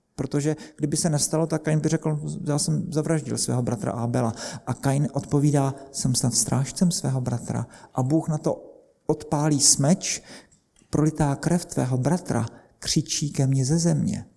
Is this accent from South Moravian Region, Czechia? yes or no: yes; Brno, South Moravian Region, Czechia; Já jsem z Brna